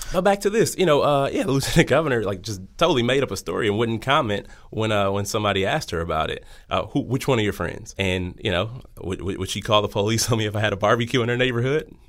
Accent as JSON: {"language": "English", "town": "Milwaukee", "region": "Wisconsin", "country": "United States", "tie": "born or raised there", "said": "born and raised in the city of Milwaukee"}